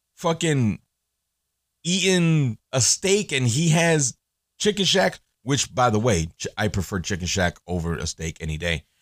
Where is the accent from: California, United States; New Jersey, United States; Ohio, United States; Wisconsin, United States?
New Jersey, United States; Elizabeth; growing up in Elizabeth, growing up in Jersey